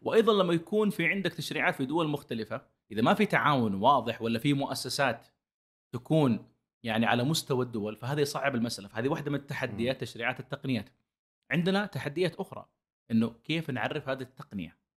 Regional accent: Saudi Arabia; عندنا في السعودية

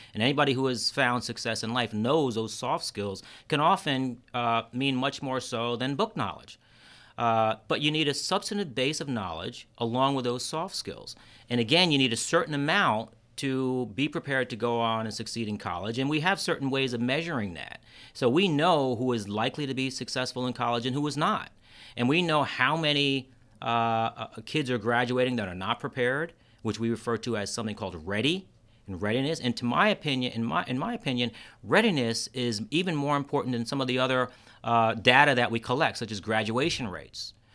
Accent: Kingston, New York, United States; now in Rochester, United States; I grew up in Kingston, New York.

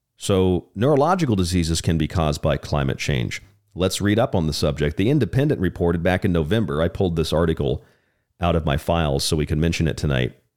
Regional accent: Tampa, Florida, United States; now in Tucson, United States; I grew up in Florida. I'm from Florida. I'm a Florida man.

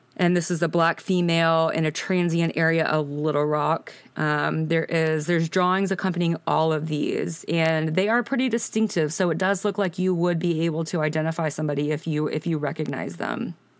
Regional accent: Birmingham, Alabama, United States; I am from Birmingham, Alabama

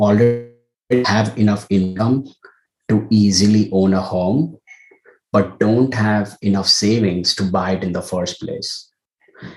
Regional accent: India; moved away as an adult; now in United States; I was born and raised in India and came to the US for grad school

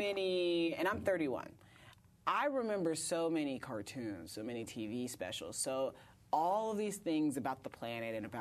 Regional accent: Indiana, United States; now in Brooklyn, United States; I was raised in Indiana.

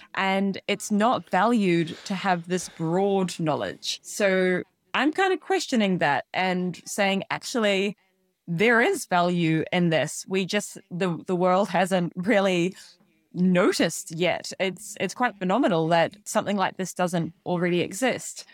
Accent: New Zealand; moved away as an adult; now in Scotland, United Kingdom; I'm originally from New Zealand. I grew up in a very, very small farming town

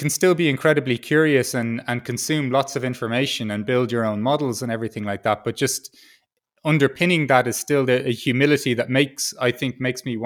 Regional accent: Ireland; as an Irish person

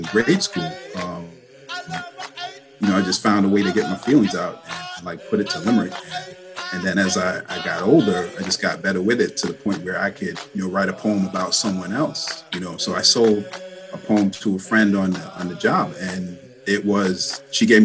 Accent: New York City, New York, United States; moved away as an adult; now in Long Island, United States; born and raised in Brooklyn, New York

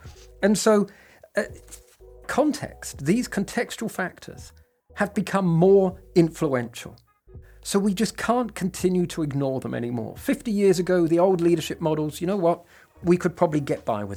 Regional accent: England, United Kingdom; I'm English

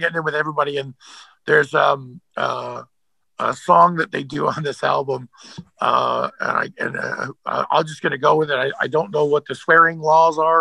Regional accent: Canada; I'm from Canada

